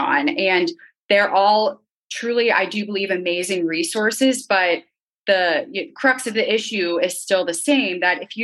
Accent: Northern Virginia, United States; I grew up in Northern Virginia, right outside Washington, D.C.

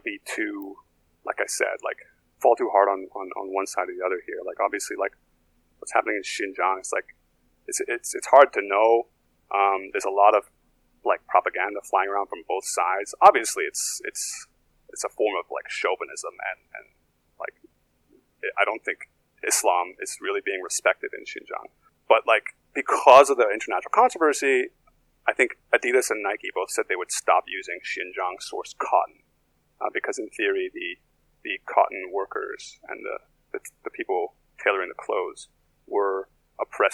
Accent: Canada; moved away as an adult; now in China; I'm Canadian

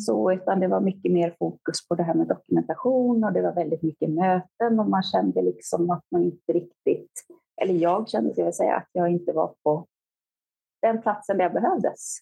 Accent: Stockholm, Stockholm County, Sweden; moved away as an adult; also born or lived in Växjö; jag är född och uppvuxen i Stockholm

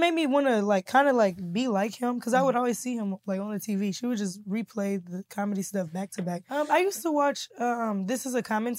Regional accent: Kansas City, Missouri, United States; Kansas City, Missouri.

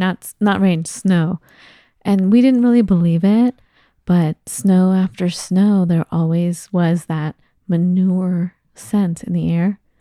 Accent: Los Angeles, California, United States; moved away; I grew up in L

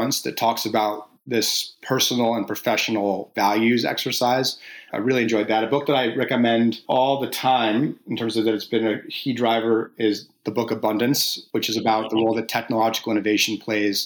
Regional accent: New Jersey, United States; moved away; I'm from New Jersey originally, so the Jersey Shore.

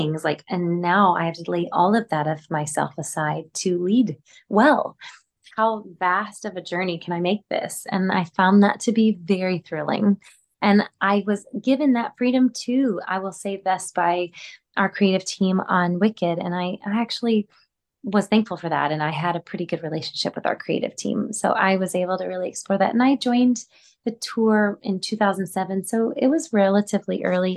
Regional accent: Gulf Coast of Texas, United States; moved away; I'm from the Gulf Coast of Texas

